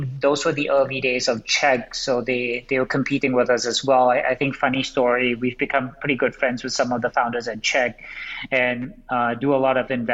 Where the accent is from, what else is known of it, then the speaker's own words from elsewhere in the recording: Singapore; moved away as an adult; now in United States; I grew up in Singapore.